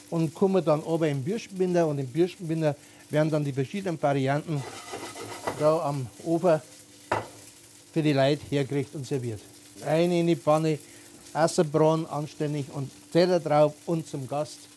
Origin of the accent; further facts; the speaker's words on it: Schwandorf, Bavaria, Germany; also ich komme aus Schwandorf und der Schwandorfer Gegend